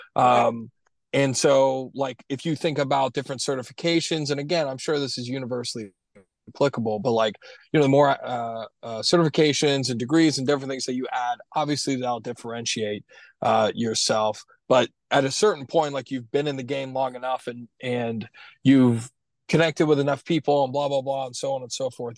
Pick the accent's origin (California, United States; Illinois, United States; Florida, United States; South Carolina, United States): Florida, United States; also born or lived in Williamsburg, Virginia; my home state of Florida